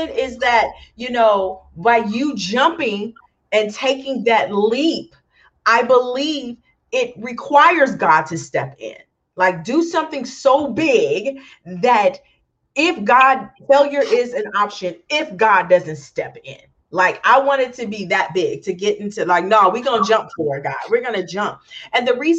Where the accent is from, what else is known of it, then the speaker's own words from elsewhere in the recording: Galveston, Texas, United States; moved away as an adult; also born or lived in Los Angeles; Growing up in a small town, I'm from Galveston, Texas.